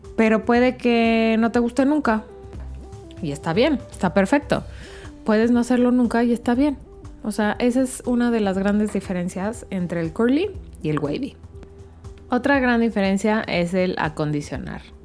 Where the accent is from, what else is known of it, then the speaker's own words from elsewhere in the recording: Mexico; como decimos en México